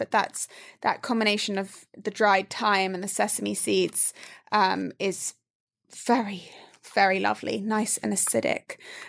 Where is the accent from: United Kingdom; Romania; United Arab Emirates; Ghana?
United Arab Emirates; Dubai; This is my after-school snack when I grew up in Dubai after, like, you know, before going to soccer practice or after dance class or something.